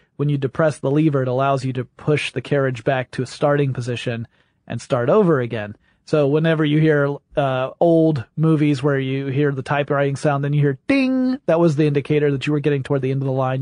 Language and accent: English; the South, United States; I'm from the South